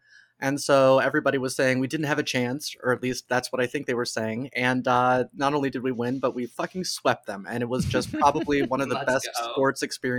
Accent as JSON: {"language": "English", "town": "Dayton", "region": "Ohio", "country": "United States", "tie": "born or raised there", "said": "I grew up in Dayton, Ohio, now the home of the Dayton Dragons, longest sellout streak in professional sports."}